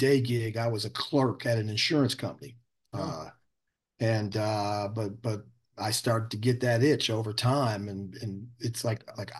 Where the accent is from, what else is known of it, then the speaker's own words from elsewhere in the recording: Cleveland, Ohio, United States; now in Denver, United States; move back to my hometown, Cleveland, and live with my mom